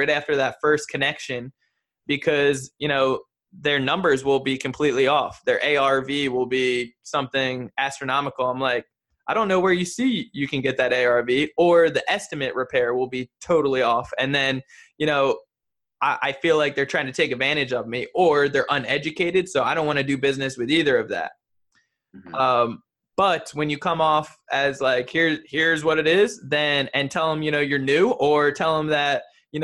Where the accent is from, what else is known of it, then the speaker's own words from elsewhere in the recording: New Jersey, United States; moved away; I'm from New Jersey originally.